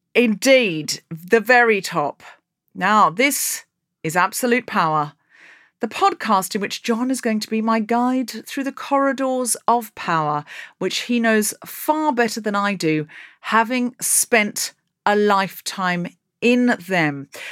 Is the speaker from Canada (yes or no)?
no; Australia; now in United Kingdom; I come from Australia